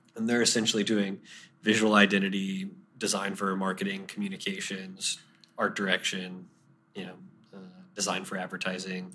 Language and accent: English; Deltona, Florida, United States; I grew up in a suburb of Orlando called Deltona